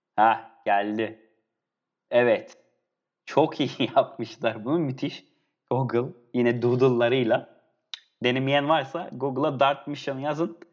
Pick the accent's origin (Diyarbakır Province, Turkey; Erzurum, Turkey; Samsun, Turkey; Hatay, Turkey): Hatay, Turkey; Antakya; Ben Hataylıyım, Antakyalıyım.